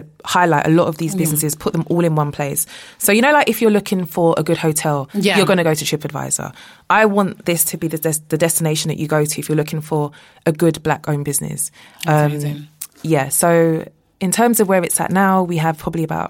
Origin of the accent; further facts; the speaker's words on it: London, United Kingdom; also born or lived in New York; I grew up in Hackney